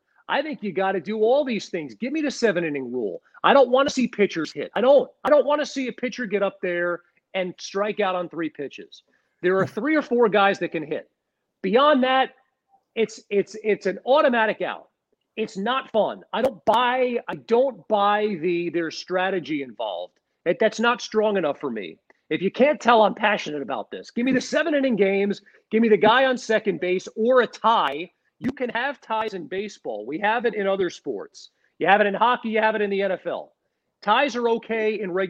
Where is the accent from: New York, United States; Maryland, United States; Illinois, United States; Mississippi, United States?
New York, United States; Long Island; I grew up you know, a child in the 80s growing up on Long Island